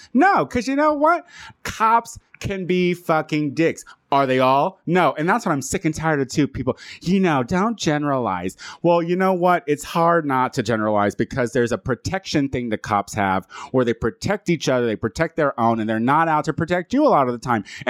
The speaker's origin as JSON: {"language": "English", "town": "Chicago", "region": "Illinois", "country": "United States", "said": "I mean, I'm from Chicago. That happens."}